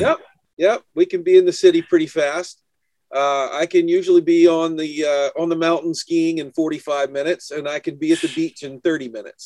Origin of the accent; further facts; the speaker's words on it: New Hampshire, United States; I'm from New Hampshire